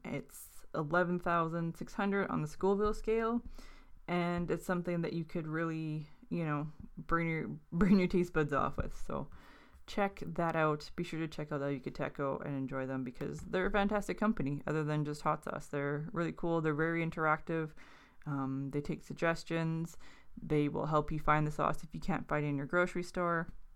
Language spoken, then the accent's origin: English; Thunder Bay, Ontario, Canada; growing up in Thunder Bay, it is something that we learned about in school